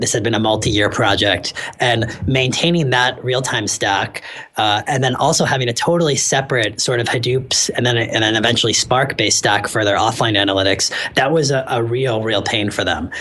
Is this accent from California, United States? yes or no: yes; San Francisco, California, United States; moved away as an adult; I'm actually from San Francisco originally